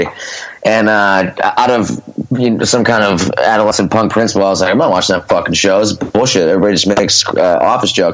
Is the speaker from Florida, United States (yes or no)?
no; Scranton, Pennsylvania, United States; moved away as an adult; now in Philadelphia, United States; I was born actually in Philadelphia and lived here for the first couple of years of my life. And then my family moved, both my parents are from Scranton, so they moved back to Scranton. I was raised in Scranton